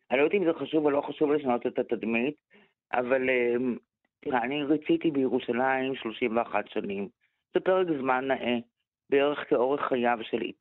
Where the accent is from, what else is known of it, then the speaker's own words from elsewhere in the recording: Jerusalem, Jerusalem District, Israel; עכשיו, אני גדלתי בירושלים ילדים, אה, שגרתי במרכז העיר במהלך אה, שתי אינתיפאדות.